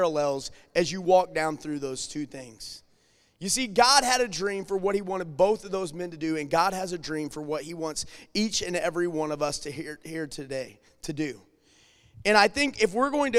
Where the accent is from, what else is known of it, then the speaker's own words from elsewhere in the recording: Alton, Illinois, United States; moved away as an adult; now in St. Charles County, United States; whenever we moved from Alton over to St. Charles County